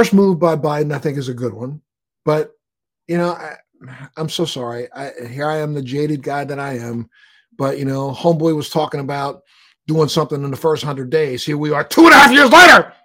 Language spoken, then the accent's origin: English; Baltimore, Maryland, United States; moved away; I'm from Maryland. I'm from Baltimore